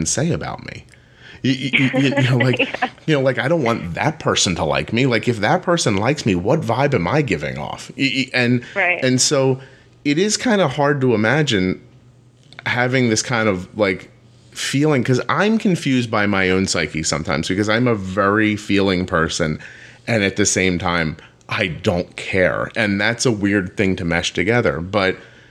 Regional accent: right outside of Philadelphia, Pennsylvania, United States; I grew up right outside of Philadelphia in the northeast

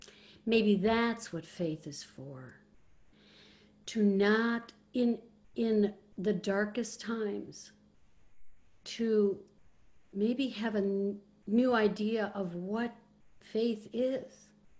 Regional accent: Ireland; you know, you know, I'm Irish.

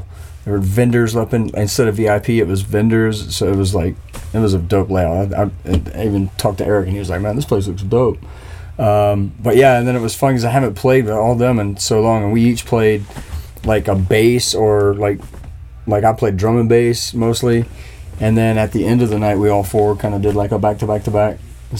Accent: Myrtle Beach, South Carolina, United States; Myrtle Beach.

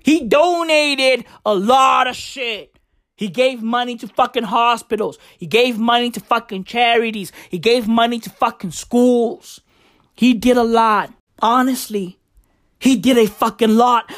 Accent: South Africa; I am South African.

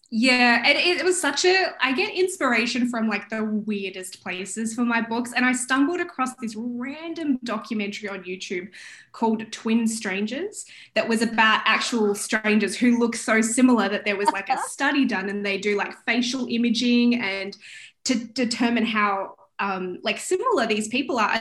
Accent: Melbourne, Victoria, Australia; moved away as an adult; now in Toronto, Canada; I'm originally from Melbourne, Australia, and I have been living in Toronto for the last six and a half years.

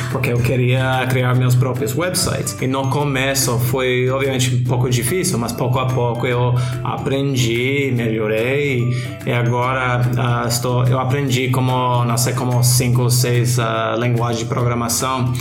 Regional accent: United States; Portuguese is a second language; now in Australia; obviamente sou americano

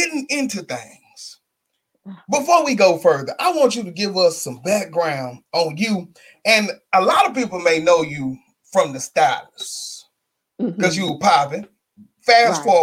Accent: Shreveport, Louisiana, United States; moved away; we're from Shreveport. Fourth Street.

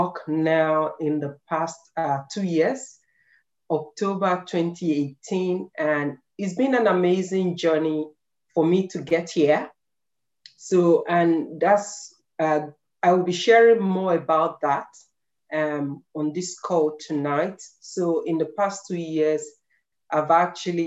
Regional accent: Nigeria; moved away as an adult; now in Ireland; I came from Nigeria. We all know that we Nigerians, we love books.

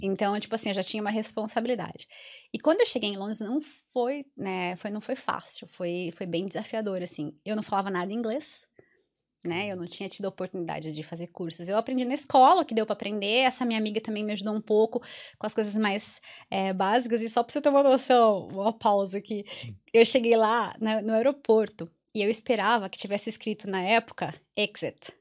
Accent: Americana, São Paulo, Brazil; accent: interior of São Paulo (caipira R); moved away as an adult; also born or lived in Mato Grosso do Sul; now in Ireland; sou do interior, como dá para perceber bem no meu, no meu sotaque

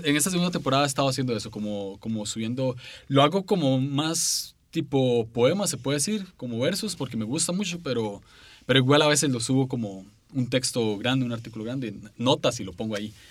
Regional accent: San José, Costa Rica; soy de San José, Costa Rica

